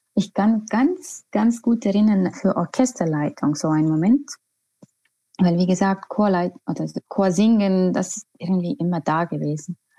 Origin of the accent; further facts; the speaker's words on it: Estonia; German is a second language; moved away as an adult; also born or lived in Tallinn / Vienna; now in Hamburg, Germany; ich komme aus Estland